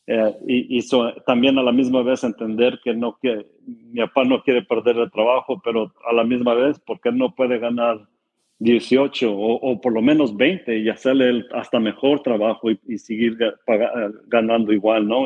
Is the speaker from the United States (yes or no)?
yes; California, United States; tengo 37 años y nací en California